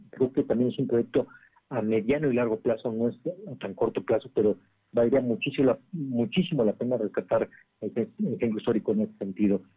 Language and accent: Spanish; Puebla, Mexico; tenemos que estar muy orgullosos como poblanos